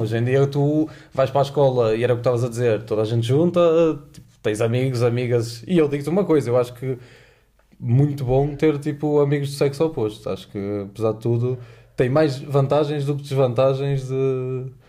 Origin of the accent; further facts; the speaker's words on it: Porto, Norte, Portugal; moved away as an adult; now in Lisbon, Portugal; tenho 22 anos, sou do Porto, uh, eh, estudo em Lisboa